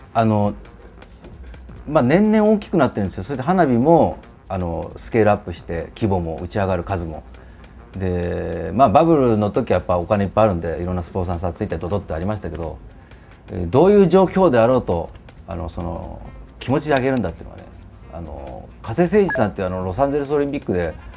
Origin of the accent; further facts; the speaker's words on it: Nagaoka, Niigata, Japan; 僕の生まれ故郷新潟県長岡市